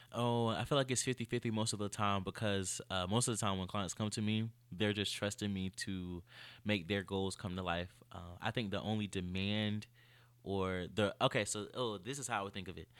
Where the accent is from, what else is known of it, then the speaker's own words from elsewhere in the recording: Greenville, North Carolina, United States; also born or lived in Chapel Hill, North Carolina; I'm from Greenville, North Carolina